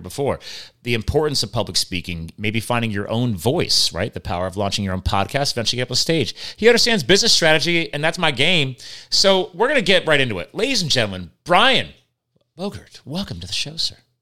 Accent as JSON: {"language": "English", "region": "Pennsylvania", "country": "United States", "said": "right here in my home state of Pennsylvania"}